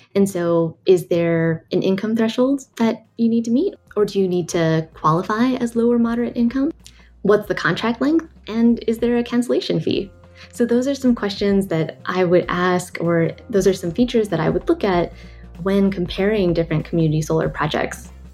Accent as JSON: {"language": "English", "region": "California", "country": "United States", "said": "I'm from California"}